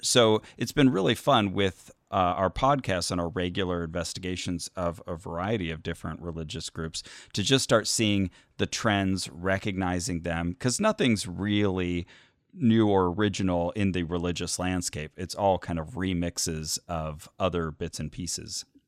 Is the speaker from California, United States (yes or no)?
yes; Burbank, California, United States